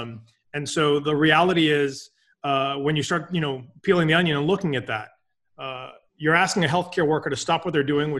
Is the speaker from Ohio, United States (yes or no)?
no; Boston, Massachusetts, United States; So born and raised in Boston, I did my undergrad here